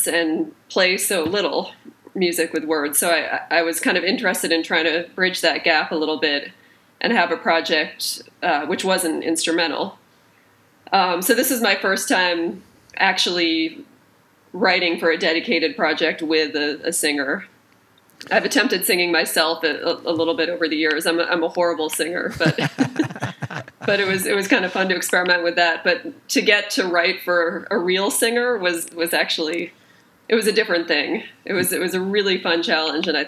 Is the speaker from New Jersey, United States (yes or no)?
no; just outside of Boston, Massachusetts, United States; also born or lived in Brooklyn; now in New York, United States; I grew up just outside of Boston